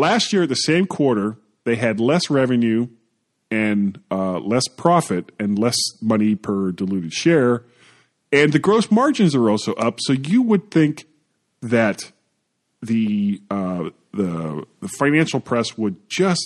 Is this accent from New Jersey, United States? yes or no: no; Florida, United States; I am a blonde from Florida